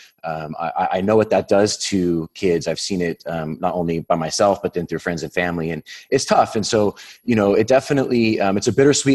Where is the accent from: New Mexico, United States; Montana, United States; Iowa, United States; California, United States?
California, United States; Whittier; I was born in Whittier, California, and a small little suburb out here in Southern California